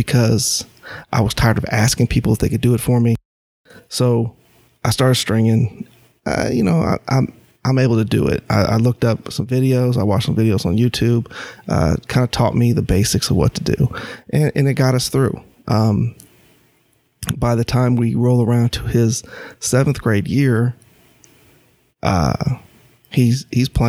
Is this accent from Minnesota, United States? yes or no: no; Champaign, Illinois, United States; moved away as an adult; now in North Carolina, United States; I grew up in Illinois, Champaign, Illinois, city of bubbles